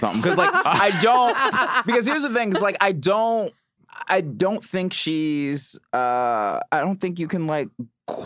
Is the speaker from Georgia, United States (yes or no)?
yes; Atlanta, Georgia, United States; I'm from Atlanta